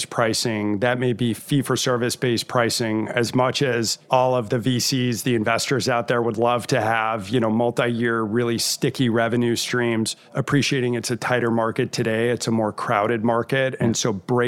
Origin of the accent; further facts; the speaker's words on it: Rochester, Minnesota, United States; I was born in Rochester, Minnesota. And for anybody who's deeply involved in healthcare, you know that's the shadow of the Mayo Clinic. So I had the benefit of growing up in a great healthcare community